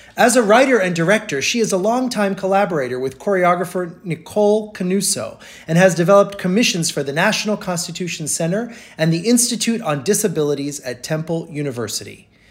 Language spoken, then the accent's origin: English; Brazil; now in United States; my mom's from from South America and I grew up in Brazil